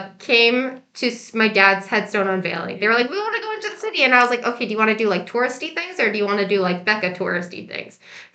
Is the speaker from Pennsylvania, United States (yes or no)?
no; New York City, New York, United States; That's a New Yorker thing that we have to do.